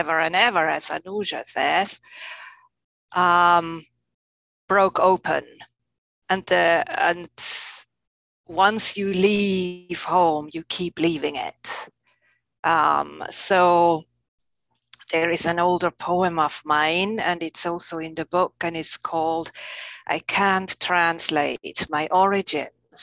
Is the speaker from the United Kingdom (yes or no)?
no; Alsace, Grand Est, France; now in Maryland, United States; I grew up with a wide view of hills, the Alsace to be specific.